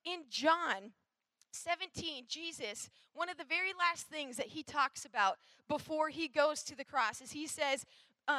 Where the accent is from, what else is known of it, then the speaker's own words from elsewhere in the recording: Minnesota, United States; I'm from Minnesota, and so I grew up in the north all my life.